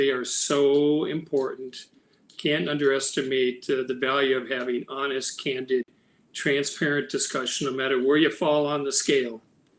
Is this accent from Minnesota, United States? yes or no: yes; Minneapolis, Minnesota, United States; moved away as an adult; now in Maple Grove, United States; I was born and raised in Minneapolis, in Northeast Minneapolis, and I spend the better part of my days there still. I'm 59 and a half years old.